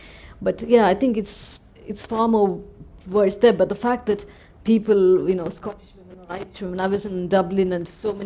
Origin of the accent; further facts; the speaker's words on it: India; first language Tamil; English is a second language; I think it's impossible for me to not look at whatever I write as Indian... partly because that's where I've lived like 30 years of my life, and also most of my experiences are fashioned by it, and also like so much of the culture. But also my first language itself is Tamil, not English.